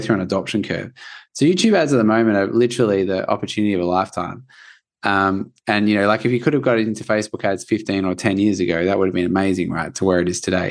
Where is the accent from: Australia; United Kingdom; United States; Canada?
Australia; I'm from Australia